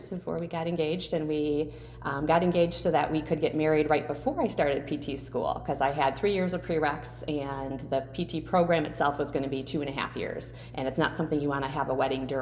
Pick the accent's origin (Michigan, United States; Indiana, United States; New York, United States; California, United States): Michigan, United States; Sterling Heights; also born or lived in Detroit, Michigan / Berkley, Michigan; I was born in Detroit. So I grew up, started in Berkeley, and then most of my childhood was in Sterling Heights